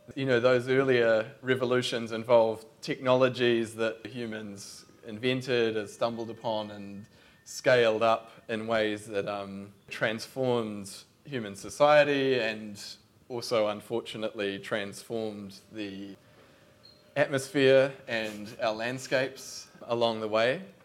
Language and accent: English; Christchurch, Canterbury, New Zealand; I'm from Christchurch